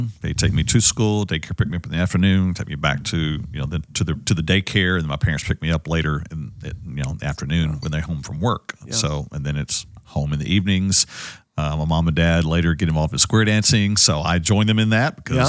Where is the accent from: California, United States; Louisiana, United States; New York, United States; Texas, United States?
Texas, United States; Dallas; also born or lived in Missouri; I grew up in Oak Cliff.